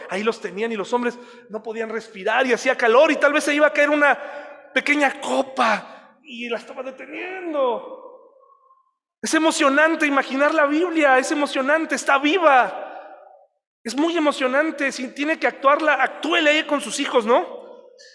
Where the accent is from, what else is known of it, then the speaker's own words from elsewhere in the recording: Mexico; así somos los mexicanos